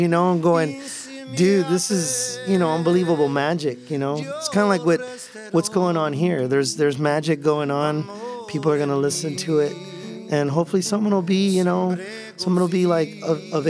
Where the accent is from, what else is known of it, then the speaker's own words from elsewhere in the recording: Brownsville, Texas, United States; moved away; we're originally from South Texas, okay. From Brownsville